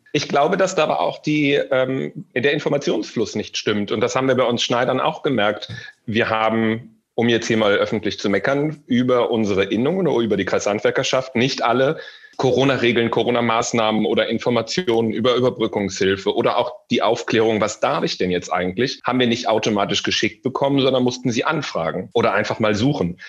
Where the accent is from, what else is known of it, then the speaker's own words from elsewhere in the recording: Solingen, North Rhine-Westphalia, Germany; moved away as an adult; now in Düsseldorf, Germany; Ich komme aus dem beschaulichen, schönen Solinger Bergischen Land und bin vor sechs Jahren nach Düsseldorf gezogen.